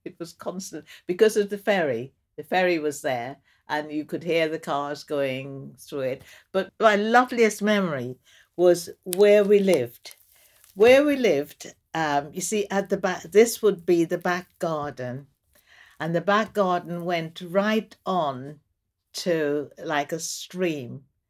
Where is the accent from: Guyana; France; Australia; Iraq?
Guyana; Vredenhoop, Essequibo Islands-West Demerara; also born or lived in Georgetown; now in London, United Kingdom; I was born in Georgetown, Guyana, but I didn't actually grow up in Georgetown. I grew up in the country in this place called Vredenhoop, which is on the west bank of the Demerara River.